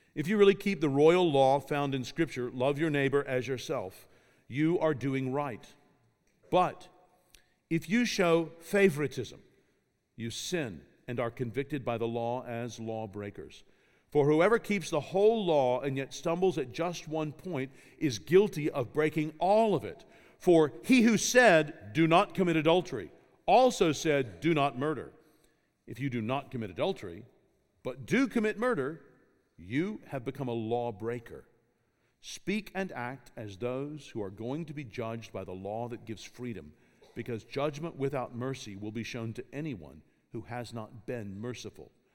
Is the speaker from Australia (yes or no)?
no; Kentucky, United States; I grew up in Kentucky